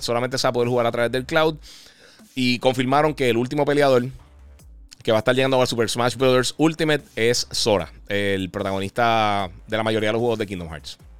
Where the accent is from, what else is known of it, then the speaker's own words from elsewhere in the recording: Puerto Rico; yo soy de Puerto Rico